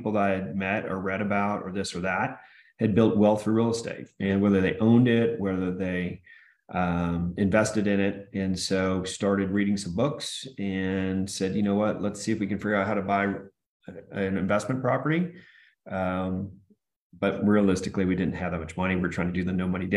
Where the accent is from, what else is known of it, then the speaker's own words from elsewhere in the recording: Austin, Texas, United States; also born or lived in Michigan; I was initially in Michigan, and then 1981, we moved to Texas, and then just went to high school at Westwood here in Austin